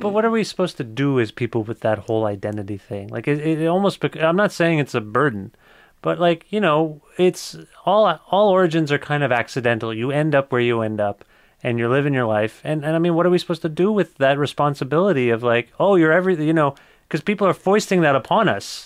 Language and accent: English; Kitchener, Ontario, Canada; also born or lived in Cambridge, Ontario; I was born in Kitchener, Ontario